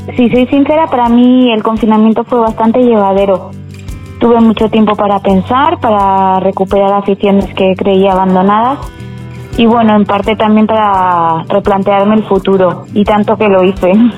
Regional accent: Morocco; moved away; yo soy marroquí

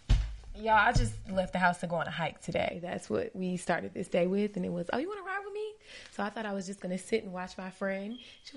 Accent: Lithia Springs, Georgia, United States; also born or lived in Philadelphia; now in Atlanta, United States; Mostly Atlanta. I grew up in Lithia Springs.

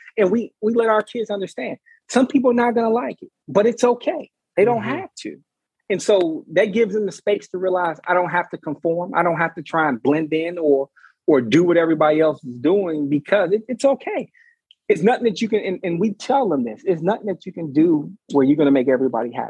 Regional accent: Chicago, Illinois, United States; now in Richmond, United States; I grew up in Chicago.

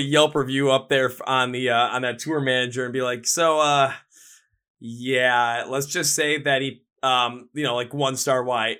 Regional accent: Wisconsin, United States; I'm from Wisconsin.

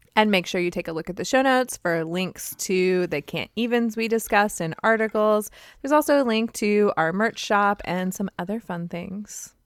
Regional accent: California, United States; accent: California; my California accent

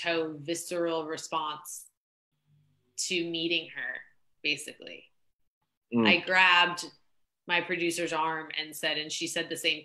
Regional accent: Kansas, United States; moved away; I grew up in Kansas of all places

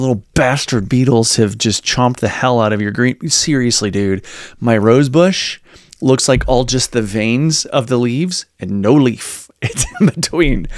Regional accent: Virginia, United States; moved away; I'm from the South, from Virginia originally

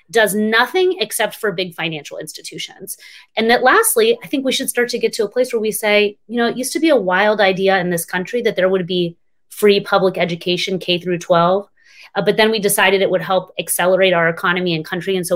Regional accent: Texas, United States; we always talk about in my home state of Texas, you can't even vote by mail unless you're um, a senior citizen.

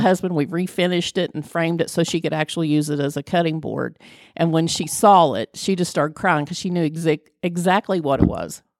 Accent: Flatwoods, Kentucky, United States; I am from Flatwoods, which is part of Greenock County.

